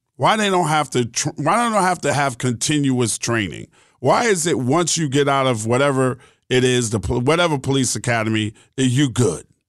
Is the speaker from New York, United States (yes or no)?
yes; New York City, New York, United States; also born or lived in West Orange, New Jersey; now in Georgia, United States; I grew up in New York City